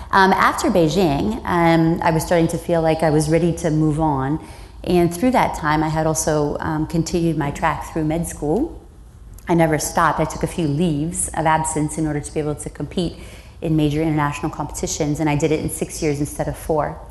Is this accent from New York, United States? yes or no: no; Iowa, United States; I grew up in the Midwest um, on a farm, and I'm a farm kid